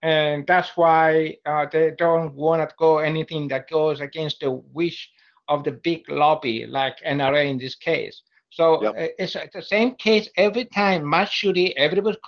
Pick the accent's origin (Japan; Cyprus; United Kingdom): Cyprus; moved away as an adult; now in United States; I'm from a small island called Cyprus.